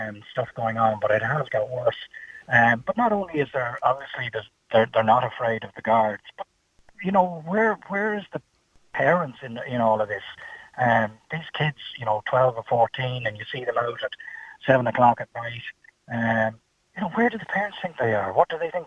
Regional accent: Ireland; I grew up in Holton

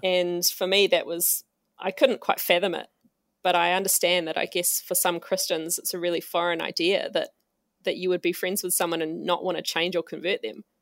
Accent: Auckland, New Zealand; I am from, uh, Tamaki Makoto

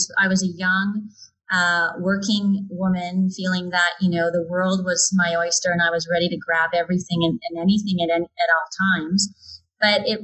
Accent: Calgary, Alberta, Canada; I grew up around the Fish Creek area

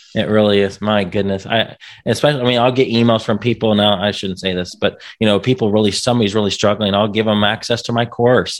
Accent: Indiana, United States; I'm from Indiana

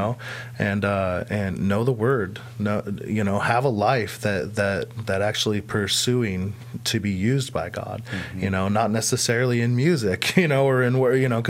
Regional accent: Idaho, United States; I'm from Idaho

